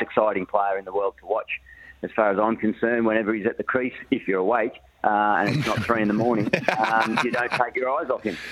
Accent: northern New South Wales, Australia; moved away; back in my hometown

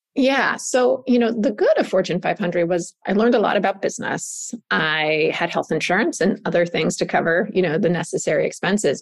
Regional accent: Southern California, United States; I grew up in Southern California, where the word in the 80s of wellness literally didn't exist.

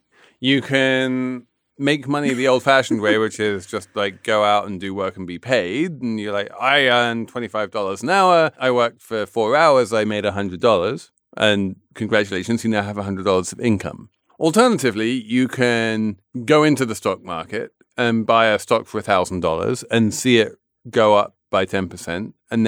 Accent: England, United Kingdom; So I am an Englishman of a certain age.

